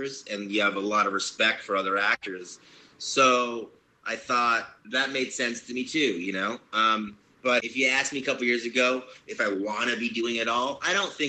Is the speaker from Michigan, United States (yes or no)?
no; Long Beach, California, United States; I grew up in Long Beach